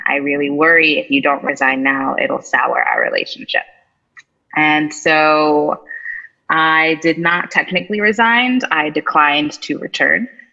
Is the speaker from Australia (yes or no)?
no; East Coast, United States; moved away; I'm originally from the East Coast